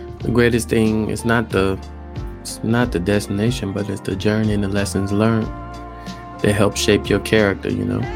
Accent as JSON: {"language": "English", "region": "Alabama", "country": "United States", "tie": "born or raised there", "moved": "yes", "said": "I'm from Alabama"}